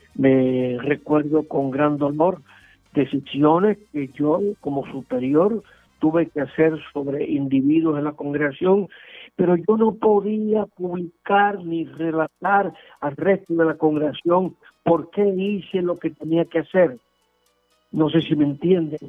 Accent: Puerto Rico

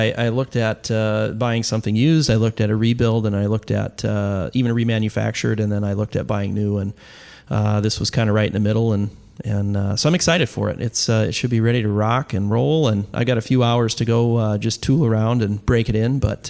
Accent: Illinois, United States; moved away; I grew up in Illinois

